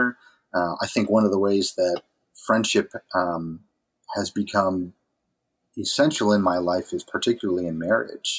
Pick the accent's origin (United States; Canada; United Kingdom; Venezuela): United States; New England; moved away as an adult; also born or lived in Dixon City, Pennsylvania; now in New Hampshire, United States; I grew up in New England